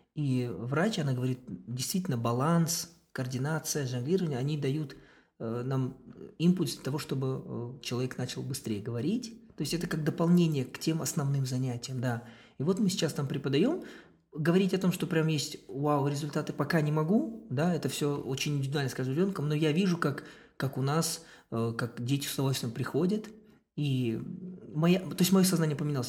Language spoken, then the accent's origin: Russian; Kazakhstan; я из Казахстана